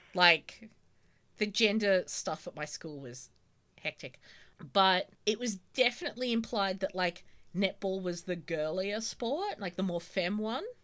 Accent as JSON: {"language": "English", "country": "Australia", "tie": "born or raised there", "said": "growing up in Australia"}